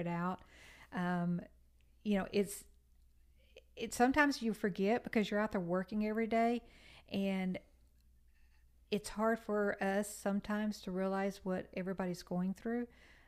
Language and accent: English; Texas, United States; moved away as an adult; Well, when I came from Texas, I had worked for a utility company there.